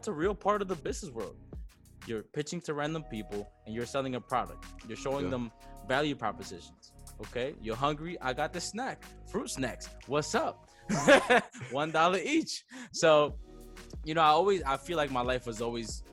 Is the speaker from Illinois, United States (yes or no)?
no; New York City, New York, United States; also born or lived in Baní, Dominican Republic; I came to the Bronx when I was 8 years old with my family. So we're a family of immigrantes. And I was raised here pretty much